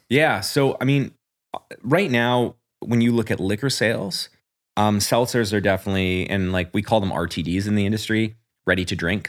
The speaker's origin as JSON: {"language": "English", "town": "New Westminster", "region": "British Columbia", "country": "Canada", "lives_now": "Port Moody, Canada", "said": "I'm from New West."}